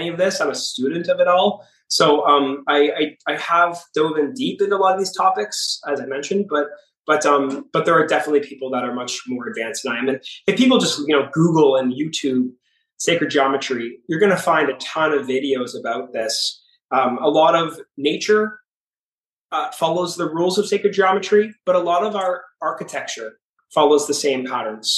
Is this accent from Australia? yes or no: no; Canada; moved away as an adult; also born or lived in Toronto; now in Miami, United States; I'm from Canada. I actually grew up on a farm, but I've lived in Toronto for the last 15 years and I moved to Miami about 2 or 3 years ago.